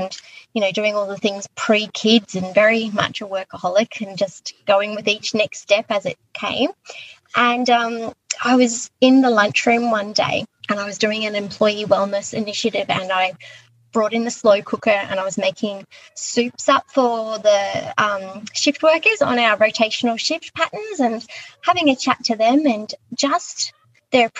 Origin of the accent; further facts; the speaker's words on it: Queensland, Australia; moved away as an adult; also born or lived in Echuca; now in Sydney, Australia; I am actually from Queensland originally. I moved to Sydney via Echuca in my early 20s